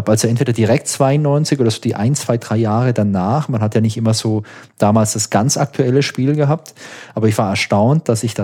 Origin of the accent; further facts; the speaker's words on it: Baden-Württemberg, Germany; ich komme hier aus Süddeutschland und ich bin in der Nähe von Heilbronn aufgewachsen.